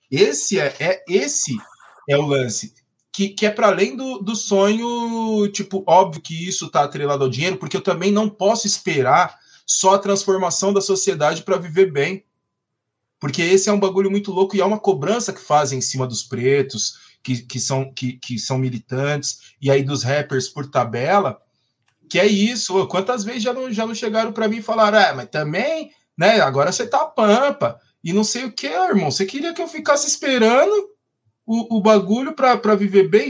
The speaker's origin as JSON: {"language": "Portuguese", "region": "São Paulo", "country": "Brazil", "tie": "born or raised there", "said": "Eu era, eu era de uma quebrada, inclusive, onde a pichação deu muita morte. Né, mano? Lá a Coab 2"}